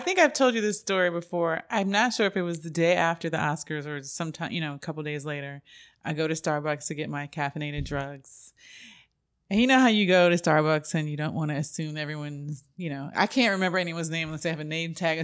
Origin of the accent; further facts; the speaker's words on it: New York City, New York, United States; also born or lived in Brooklyn; now in Los Angeles, United States; when I grew up in Queens